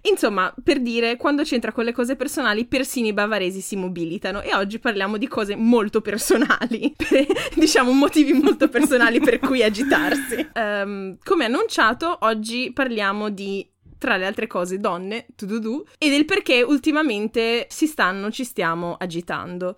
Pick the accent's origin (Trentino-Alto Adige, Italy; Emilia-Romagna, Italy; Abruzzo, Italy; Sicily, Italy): Emilia-Romagna, Italy; Ferrara; da buona ferrarese